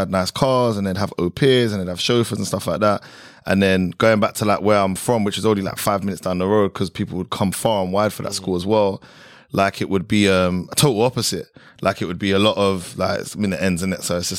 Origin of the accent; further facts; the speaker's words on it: London, United Kingdom; moved away as an adult; now in Dubai, United Arab Emirates; I grew up in Southeast London, Catford. I went to school in Catford as well. I went to a private school, but obviously in the middle of the ends. And Southeast London, like originally I was actually born in East, but Southeast is like, that's the home.